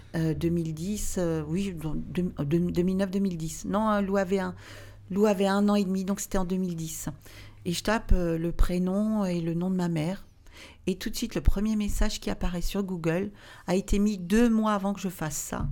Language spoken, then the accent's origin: French; Alsace, Grand Est, France; also born or lived in Obernai; je viens d'Alsace